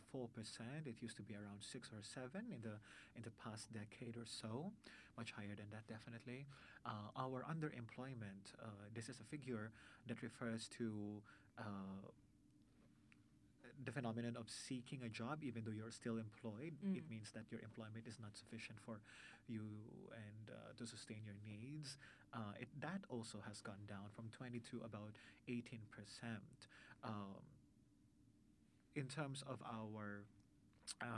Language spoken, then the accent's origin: English; Philippines